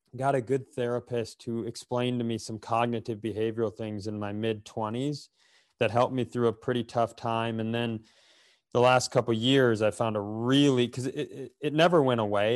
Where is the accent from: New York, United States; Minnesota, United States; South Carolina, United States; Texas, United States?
Minnesota, United States; Worthington; I grew up in Worthington